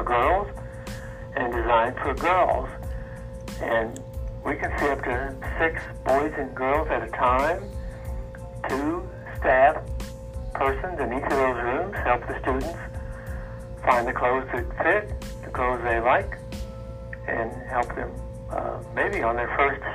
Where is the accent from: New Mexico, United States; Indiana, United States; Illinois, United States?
Indiana, United States; Evansville; I'm from Evansville. I lived and worked in Evansville all my life.